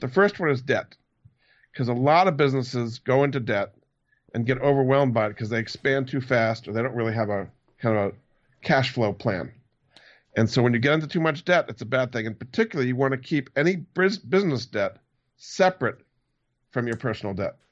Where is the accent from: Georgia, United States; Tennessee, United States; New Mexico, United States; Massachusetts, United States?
Massachusetts, United States; Hyannis; also born or lived in Rhode Island; I grew up in Hyannis on Cape Cod, so I I was on the sailing team